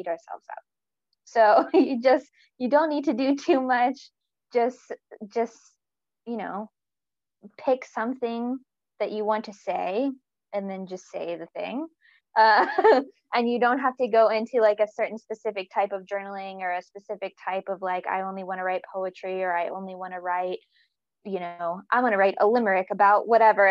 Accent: North Carolina, United States; moved away as an adult; also born or lived in Virginia; now in Newcastle, United Kingdom; I'm from North Carolina in the south, the east coast of the States. And I grew up between there and Virginia

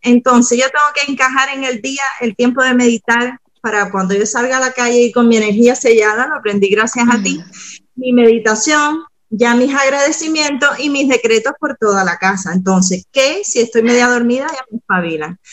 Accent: Cuba; moved away; vengo de Cuba

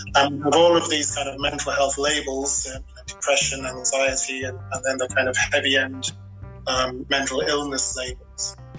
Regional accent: Barnsley, Yorkshire and the Humber, United Kingdom; now in Kinsale, Ireland; I'm a Yorkshireman by trade. I was born and bred in um, a uh, small, uh, mainly working class mining town in north England by the name of Barnsley.

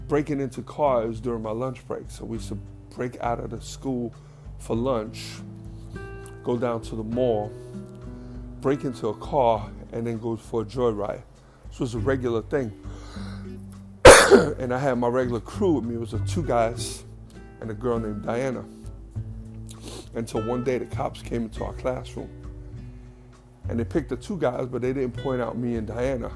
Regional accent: New York City, New York, United States; also born or lived in Queens; I grew up in the Bronx with the black kids

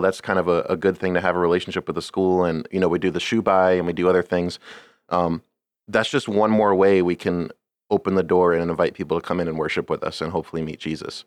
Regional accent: Scranton, Pennsylvania, United States; where I grew up, s, um, Scranton is ni-, is very, very Catholic

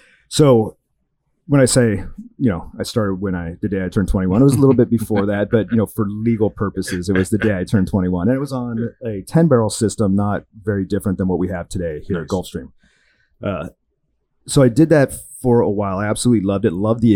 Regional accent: Portland, Oregon, United States; moved away as an adult; also born or lived in Scottsdale, Arizona; now in Fort Lauderdale, United States; I'm originally from the Pacific Northwest, Portland, Oregon area, drinking great craft beer in high school.

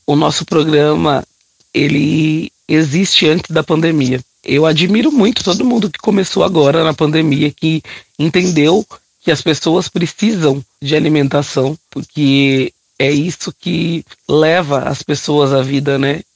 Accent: São Paulo, Brazil; Eu sou nascida e criada no Capão Redondo, extremo sul aqui da capital de São Paulo

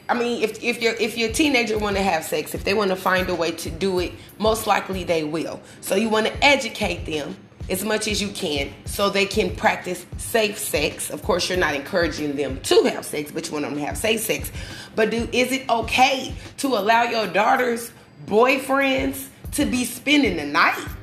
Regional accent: Omaha, Nebraska, United States; the way I grew up, I lived on 34th and Jane Street. I live in Omaha, Nebraska

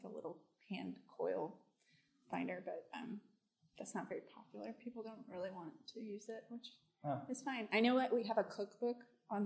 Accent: Dallas, Texas, United States; moved away as an adult; also born or lived in Southern California / Chicago; now in Memphis, United States; I grew up in Dallas, Texas

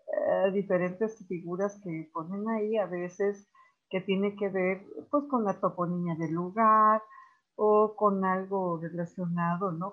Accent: Morelos, Mexico; Como morelense y como mexicana

